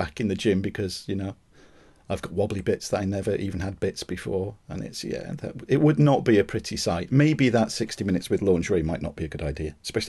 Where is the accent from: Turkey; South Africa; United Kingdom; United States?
United Kingdom; the joys of being British with permanently white legs all the time.